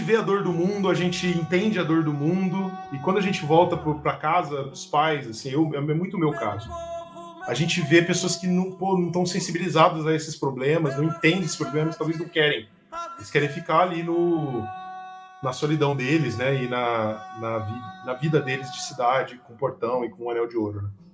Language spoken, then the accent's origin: Portuguese; São José do Rio Preto, São Paulo, Brazil; moved away as an adult; also born or lived in Curitiba; eu sou de Rio Preto, é perto de Ribeirão Preto